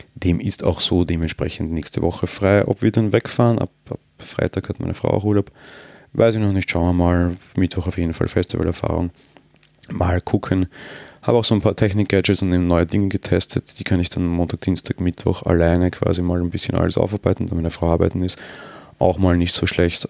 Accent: Austria; Bin Österreicher

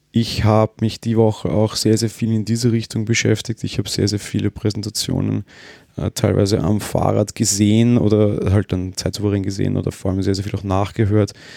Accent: Austria; ich bin Österreicher

